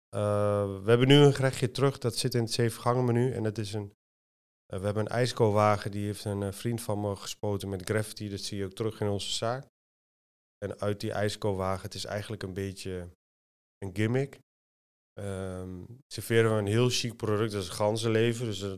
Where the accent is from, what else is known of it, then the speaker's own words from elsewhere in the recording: Almelo, Overijssel, Netherlands; now in Apeldoorn, Netherlands; ik kom uit eh, Twente. Ik kom uit Almelo